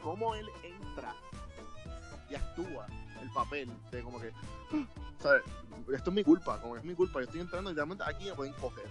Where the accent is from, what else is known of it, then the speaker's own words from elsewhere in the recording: Puerto Rico; Nosotros como boricuas jíbaros y colonizados